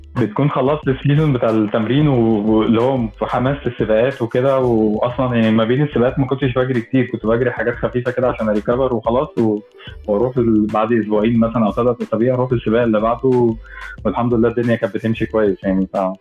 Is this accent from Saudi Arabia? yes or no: no; Egypt; انا مصري فعلا